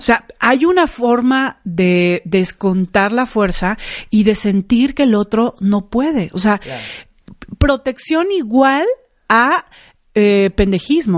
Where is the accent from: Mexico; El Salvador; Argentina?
Mexico; como mexicanos, somos muy así